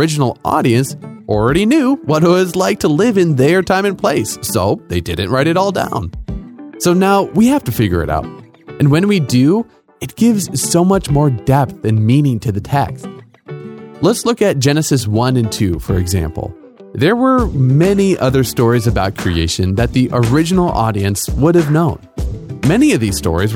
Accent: United States; I'm from America

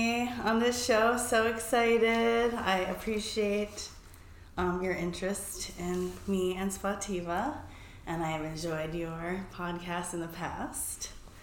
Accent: New York, United States; moved away as an adult; also born or lived in San Francisco; I'm originally from New York.

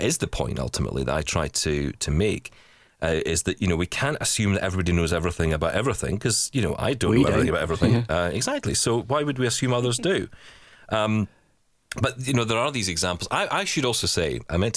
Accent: Scotland, United Kingdom; I am Scottish

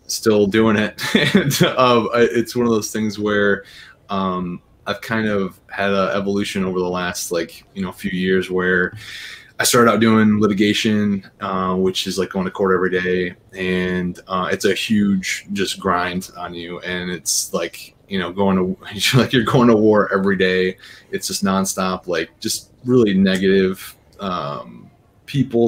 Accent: Bannister, Michigan, United States; I'm from Bannister, Bannister, Michigan. So, like, about 100 people. North. I went to Overdelsey High School

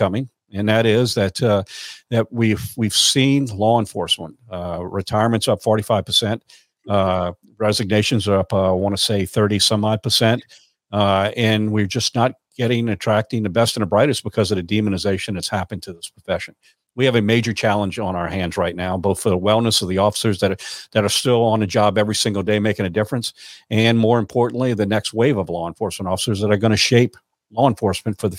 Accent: Louisiana, United States; Louisiana, and especially my hometown

